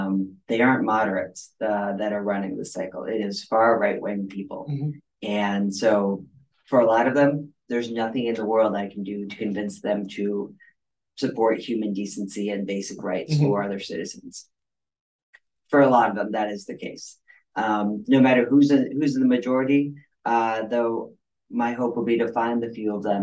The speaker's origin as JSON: {"language": "English", "region": "Northern Michigan", "country": "United States", "tie": "born or raised there", "moved": "as an adult", "lives_now": "Washtenaw County, Michigan, United States", "said": "I grew up in Northern Michigan"}